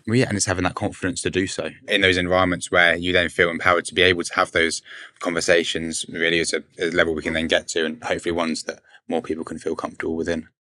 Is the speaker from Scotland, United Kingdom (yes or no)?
no; Berkshire, South East England, United Kingdom; I'm 21 and I'm from Berkshire